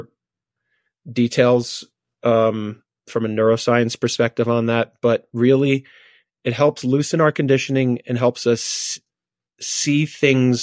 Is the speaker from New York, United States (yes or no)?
yes; New York City, New York, United States; moved away as an adult; now in Colorado, United States; we moved from Brooklyn, New York, to this tiny mountain town in Colorado